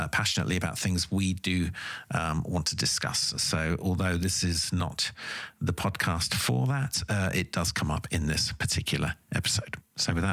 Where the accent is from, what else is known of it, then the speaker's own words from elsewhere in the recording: United Kingdom; as a British person